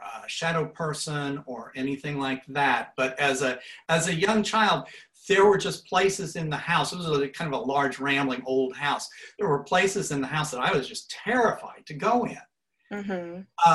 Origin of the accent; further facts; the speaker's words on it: Portsmouth, Ohio, United States; I grew up in Portsmouth, Ohio, which is about 2 hours upriver from Cincinnati